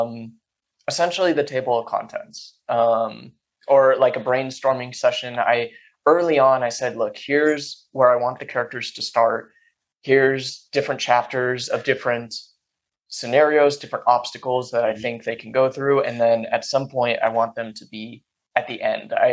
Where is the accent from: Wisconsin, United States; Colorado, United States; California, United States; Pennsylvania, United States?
California, United States; Silicon Valley; I grew up in Silicon Valley